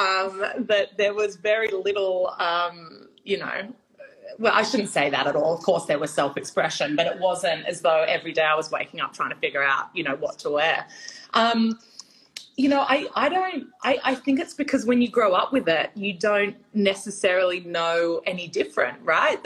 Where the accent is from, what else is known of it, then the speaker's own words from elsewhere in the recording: Sydney, New South Wales, Australia; I'm born and bred in Sydney, but my extended family is in Europe